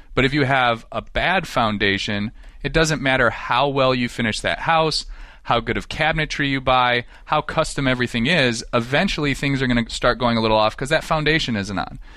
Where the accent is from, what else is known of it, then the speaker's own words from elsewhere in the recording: Western New York, United States; moved away as an adult; most of my childhood, I grew up in Western New York, very rural.